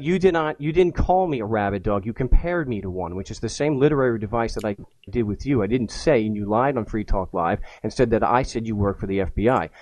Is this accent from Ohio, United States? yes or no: no; Long Island, New York, United States; I'm a schmuck from Long Island